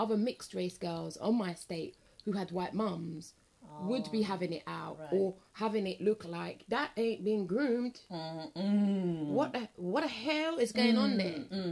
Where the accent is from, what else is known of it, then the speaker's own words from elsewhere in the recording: London, United Kingdom; where I grew up in West London